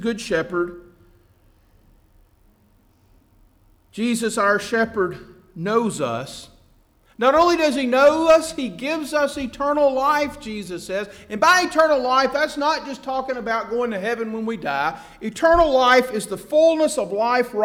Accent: Atlanta, Georgia, United States; my hometown of Atlanta

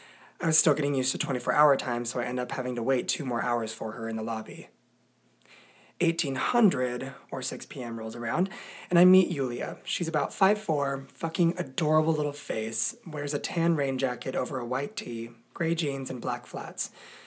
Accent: United States; I talk about the fact that I'm from America, which the boys both love.

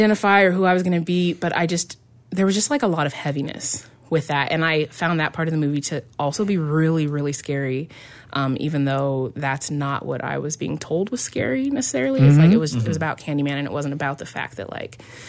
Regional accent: Central Illinois, United States; moved away; I was from Central Illinois

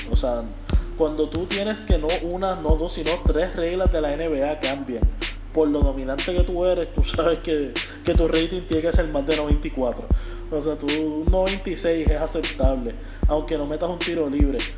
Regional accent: Puerto Rico; como puertorriqueños

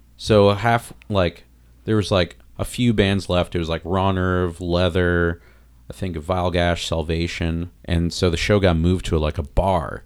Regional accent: South Florida, United States; also born or lived in New York City / Long Island / Wayne, New Jersey; now in Chicago, United States; I grew up in Florida, and, like, my area in Florida was, like, bad beatdown hardcore

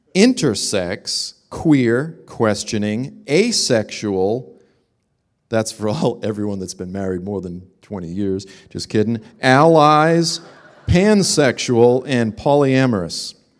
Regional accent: Boston, Massachusetts, United States; moved away; I'm originally from Boston

